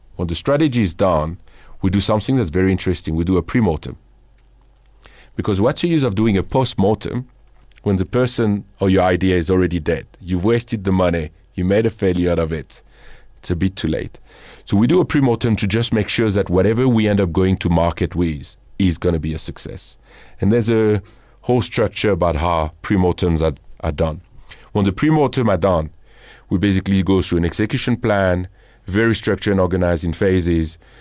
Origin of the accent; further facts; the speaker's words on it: Boulogne-sur-Mer, Hauts-de-France, France; accent: French; English is a second language; moved away as an adult; now in South Africa; I'm originally from the north of France, which is a kind of an interesting story. I don't know if you're familiar with a city called Boulogne-sur-Mer.